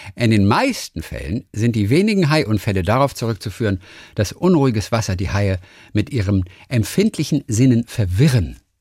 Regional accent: Bavaria, Germany; als Franke

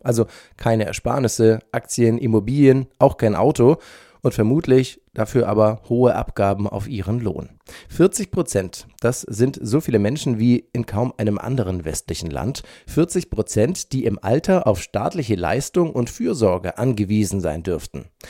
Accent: Germany; bei uns in Deutschland

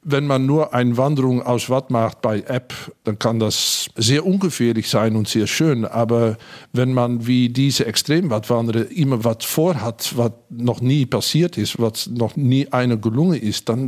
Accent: Hengelo, Overijssel, Netherlands; Ich bin an der Grenze aufgewachsen, in Hengelo, in Bukelow, nähe zu Gronau und Bad Bentheim. Zumindest war das eine harte Staatsgrenze, als ich jung war.

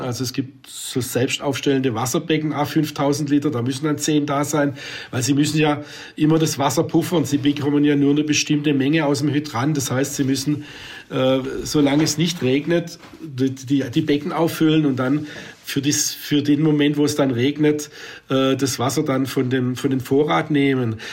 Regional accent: Swabia, Germany; als Schwab

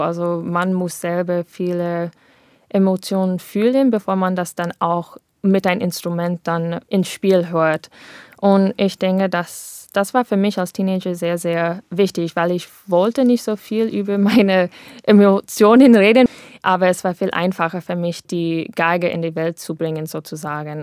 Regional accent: United States; German is a second language; moved away as an adult; now in Germany; wir wir sind beide dort in Amerika aufgewachsen, aber ich bin vor sechs äh, Jahren nach Deutschland umgezogen

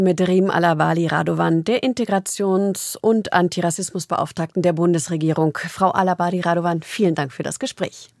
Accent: Berlin, Germany; als Berlinerin

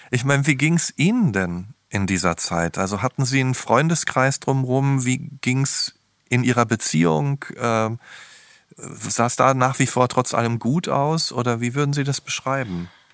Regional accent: Ruhr area, North Rhine-Westphalia, Germany; Ich komme übrigens auch aus dem Ruhrgebiet.

